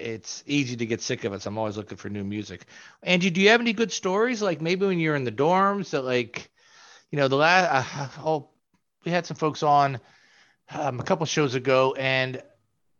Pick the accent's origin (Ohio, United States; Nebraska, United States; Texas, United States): Ohio, United States; Springfield; now in Richmond, United States; I'm from Springfield, Ohio